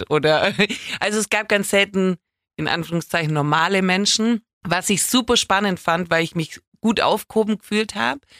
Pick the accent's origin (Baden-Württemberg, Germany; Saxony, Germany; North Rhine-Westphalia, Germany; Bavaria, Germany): Baden-Württemberg, Germany; accent: Swabian; mein schauspielerisches Talent hat sich natürlich auch sehr in Grenzen gehalten wegen meinem schwäbischen Akzent.